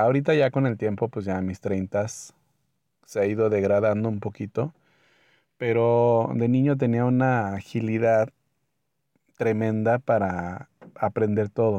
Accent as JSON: {"language": "Spanish", "country": "Mexico", "said": "soy de México"}